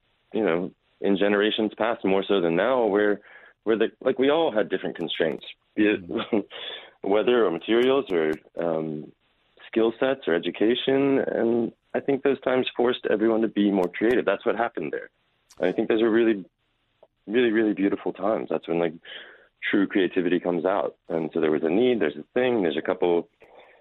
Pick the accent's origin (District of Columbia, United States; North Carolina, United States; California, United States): North Carolina, United States; Raleigh; I grew up here in Raleigh, North Carolina